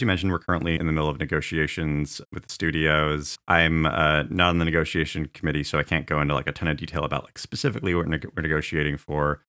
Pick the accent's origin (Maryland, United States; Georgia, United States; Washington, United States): Washington, United States; Tulalip Reservation; I grew up in the Tlaloc Reservation